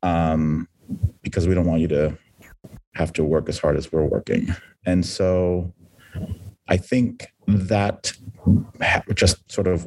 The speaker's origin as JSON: {"language": "English", "town": "San Diego", "region": "California", "country": "United States", "tie": "born or raised there", "said": "I was born and raised in San Diego, California."}